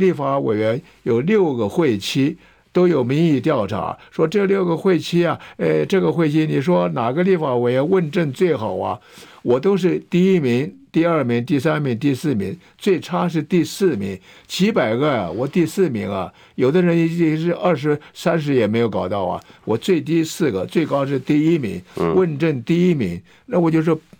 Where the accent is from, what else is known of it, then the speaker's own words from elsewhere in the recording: Taiwan; also born or lived in Hefei, China; 我是出生在大陆的安徽省的合肥市，就是现在它的省会安徽合肥市。我来台湾时候十岁，我现在八十五岁，所以在台湾有七十五年，吃台湾米，喝台湾水。